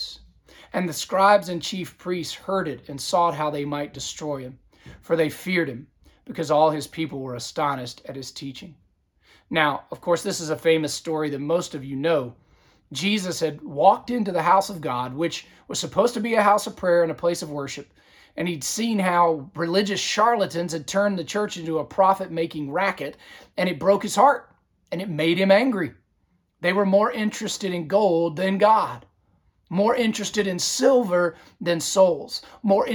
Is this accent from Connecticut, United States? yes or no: no; Southern Virginia, United States; now in Georgia, United States; my hometown area of Southern Virginia